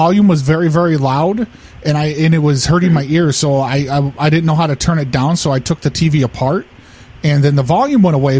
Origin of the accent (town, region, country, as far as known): Jamaica